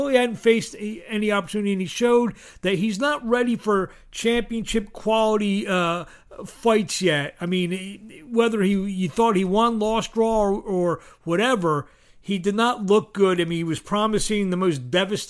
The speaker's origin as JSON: {"language": "English", "town": "Philadelphia", "region": "Pennsylvania", "country": "United States", "said": "I'm from Philadelphia"}